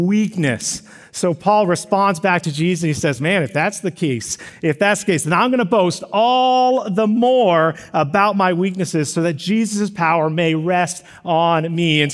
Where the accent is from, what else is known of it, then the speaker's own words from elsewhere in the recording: Texas, United States; also born or lived in Missouri; now in California, United States; We enter in the great state of Texas, my home state, and we passed the Don't Mess Texas sign. A little bit of like hometown nostalgia came over me